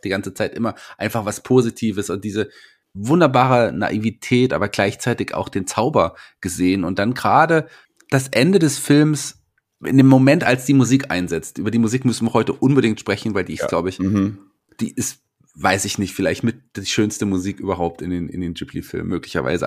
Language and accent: German; Fulda, Hesse, Germany; hier bei uns in Fulda? Da kommen wir her